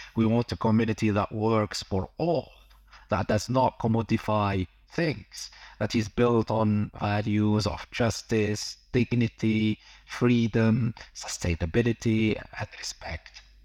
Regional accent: Algeria; moved away; also born or lived in London / Amsterdam; I'm originally from Algeria

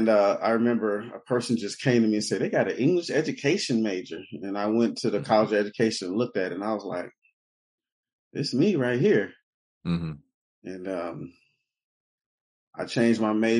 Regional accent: Detroit, Michigan, United States; I'm from Detroit, born and raised on the east side of Detroit

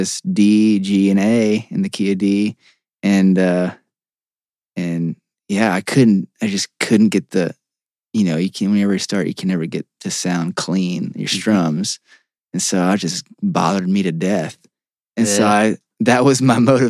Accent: Staunton, Virginia, United States; moved away as an adult; also born or lived in Fort Lauderdale, Florida; now in Louisville, United States; Stanton, Virginia is my hometown.

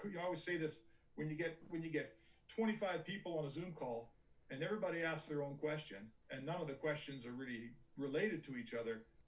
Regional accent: Edmonton, Alberta, Canada; I grew up in Edmonton and I started my career in Edmonton

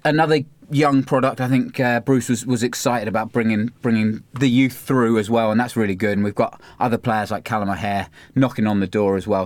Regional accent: Cambridge, East of England, United Kingdom; we grew up in Cambridge

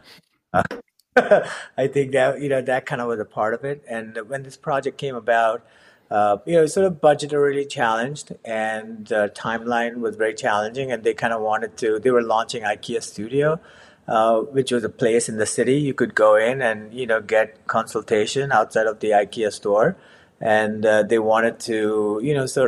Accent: Mumbai, Maharashtra, India; moved away as an adult; also born or lived in Savannah, United States; now in Hoboken, United States; I grew up in Mumbai, got my bachelor in architecture.

